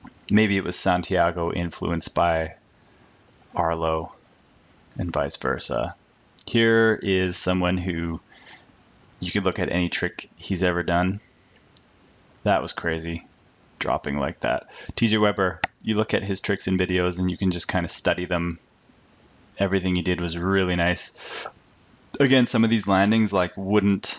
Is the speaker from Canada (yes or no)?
yes; Canada; as a Canadian